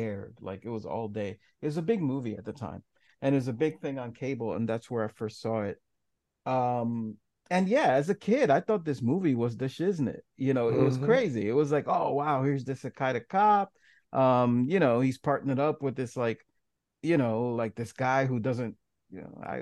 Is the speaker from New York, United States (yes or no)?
yes; New York City, New York, United States; I grew up in New York City in a certain ghetto